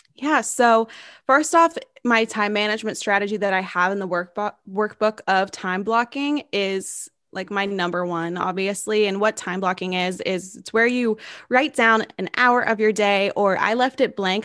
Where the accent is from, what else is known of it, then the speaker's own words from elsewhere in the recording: Knoxville, Tennessee, United States; homes in my hometown of Knoxville, Tennessee